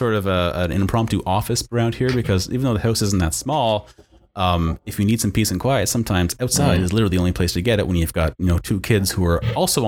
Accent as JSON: {"language": "English", "region": "Atlantic Canada", "country": "Canada", "tie": "born or raised there", "said": "I am born and bred in Atlantic Canada. I'm a coastal kid."}